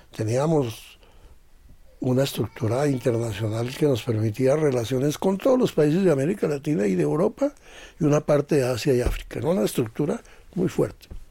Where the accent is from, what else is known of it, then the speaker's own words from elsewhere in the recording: Zipaquirá, Cundinamarca, Colombia; nosotros de Zipaquirá.